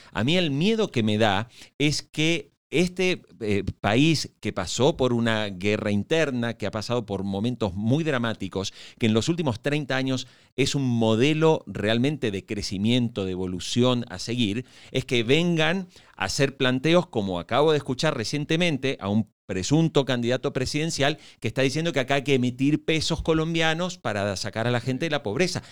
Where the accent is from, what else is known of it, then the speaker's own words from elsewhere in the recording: Argentina; moved away; also born or lived in Venezuela; yo soy argentino.